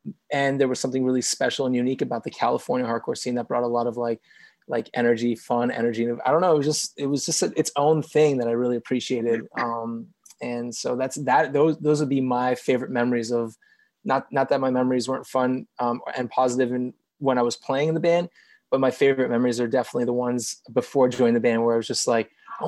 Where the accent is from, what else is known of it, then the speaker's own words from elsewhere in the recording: Montreal, Quebec, Canada; I'm from Montreal.